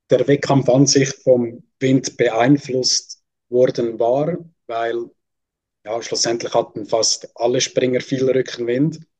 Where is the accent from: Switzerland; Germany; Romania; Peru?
Switzerland; darf ich mich als Schweizer nicht anschließen.